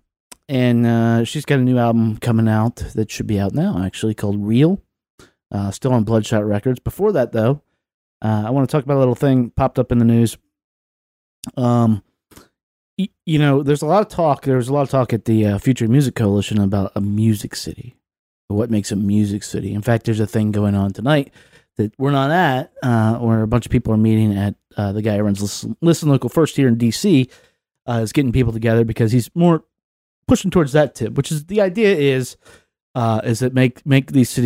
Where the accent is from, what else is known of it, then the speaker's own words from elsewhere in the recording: Lynchburg, Virginia, United States; now in Washington, D.C., United States; my hometown of Lynchburg, Virginia